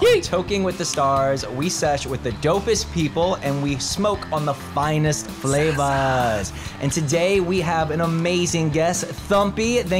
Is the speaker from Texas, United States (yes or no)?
no; New Orleans, Louisiana, United States; now in California, United States; And I'm originally from New Orleans, but I came out to California for the opportunity.